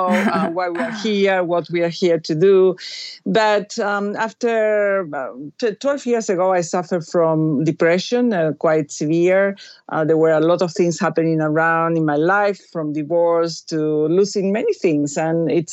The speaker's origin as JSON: {"language": "English", "region": "Buenos Aires", "country": "Argentina", "tie": "born or raised there", "moved": "yes", "said": "I was raised Catholic. I went to a Catholic school. I come from Buenos Aires, Argentina"}